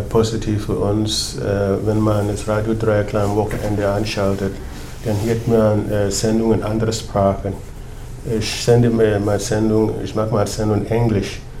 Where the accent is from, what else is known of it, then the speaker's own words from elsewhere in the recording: Ghana; German is a second language; now in Freiburg, Germany; ich komme aus Ghana.